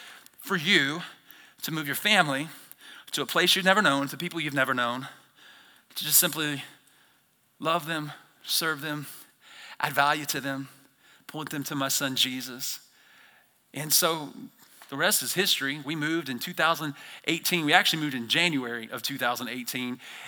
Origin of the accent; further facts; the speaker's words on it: the South, United States; I'm from the South, and I say whole nother level.